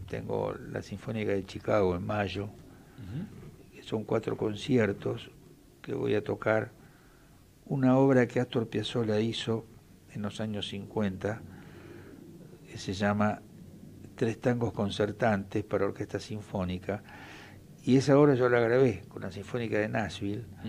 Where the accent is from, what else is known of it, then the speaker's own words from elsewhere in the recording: Quilmes, Buenos Aires Province, Argentina; yo soy oriundo de Quilmes